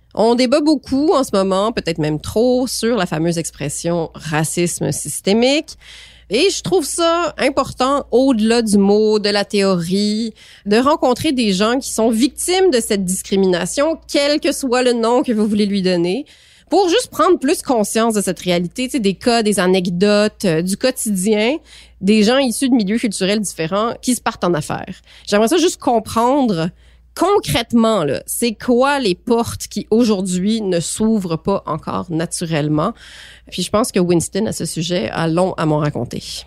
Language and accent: French; Montreal, Quebec, Canada; also born or lived in Paris, France; j'ai grandi à Montréal, j'ai aussi grandi un peu à Paris, mais surtout à Montréal